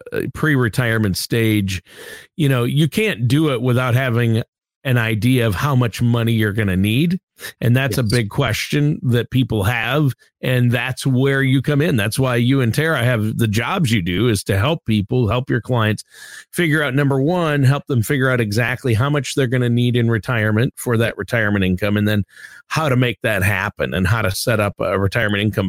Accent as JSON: {"language": "English", "town": "Worthington", "region": "Minnesota", "country": "United States", "tie": "born or raised there", "moved": "yes", "said": "my first radio job in my hometown of Worthington, Minnesota"}